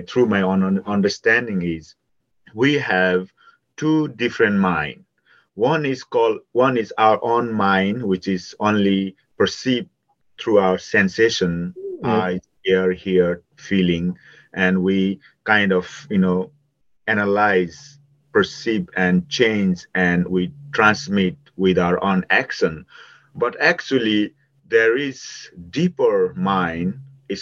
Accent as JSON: {"language": "English", "country": "Nepal", "tie": "born or raised there", "moved": "yes", "said": "growing up in Nepal"}